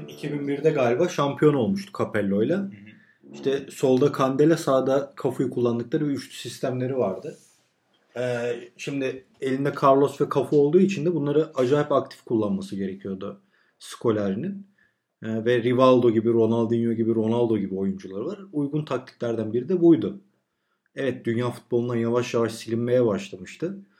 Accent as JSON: {"language": "Turkish", "country": "Turkey", "said": "ben Türk'üm"}